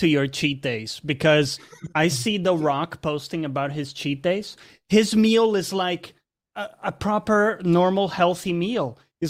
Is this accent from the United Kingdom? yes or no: no; Brazil; born there; because for context, I was born in Brazil. So growing up, there were these like sour balls that you would eat.